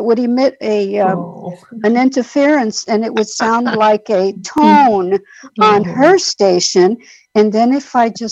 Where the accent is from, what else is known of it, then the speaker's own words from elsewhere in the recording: New York City, New York, United States; I grew up in New York City in the Bronx